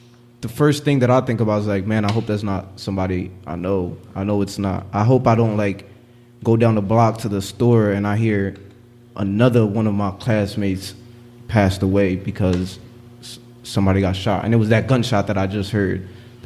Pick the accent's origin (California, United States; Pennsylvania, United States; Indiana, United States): Pennsylvania, United States; Philadelphia; growing up in North Philly